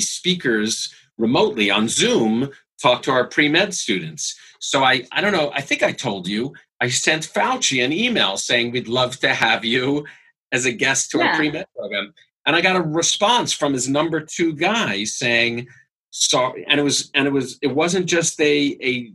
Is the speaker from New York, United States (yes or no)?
yes; New York, United States; now in Los Angeles, United States; I grew up in New York